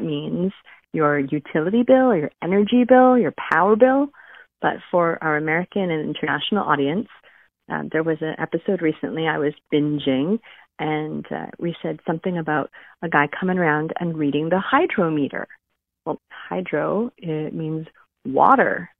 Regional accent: Canada; I am Canadian

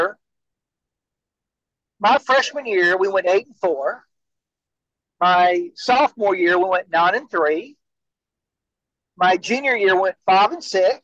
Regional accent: the Mississippi Delta, United States; me being from the Delta

